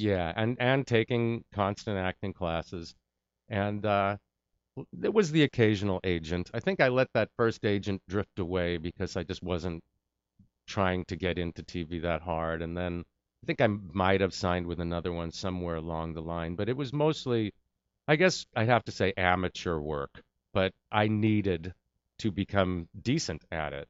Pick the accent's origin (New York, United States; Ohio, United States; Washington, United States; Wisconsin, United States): New York, United States; moved away; I'm from New York